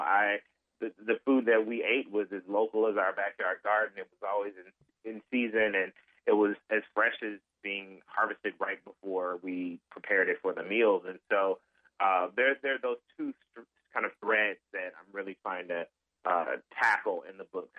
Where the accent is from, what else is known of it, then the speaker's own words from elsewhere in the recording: Memphis, Tennessee, United States; also born or lived in Northern Mississippi; I grew up in Memphis, but my family comes from